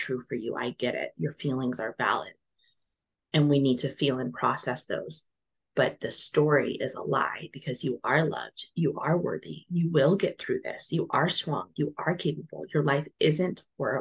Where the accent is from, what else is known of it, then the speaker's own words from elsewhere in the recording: New Mexico, United States; moved away as an adult; now in Netherlands; I currently live in the Netherlands. My husband's Dutch, but I'm from New Mexico